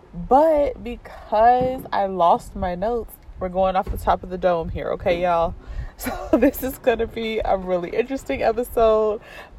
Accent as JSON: {"language": "English", "town": "East St. Louis", "region": "Illinois", "country": "United States", "tie": "born or raised there", "moved": "yes", "lives_now": "Chicago, United States", "said": "I am from East St. Louis, Illinois, which is very close to St. Louis, but definitely not St. Louis. It is on the Illinois side. We are right next to the Mississippi River, and I love my hometown."}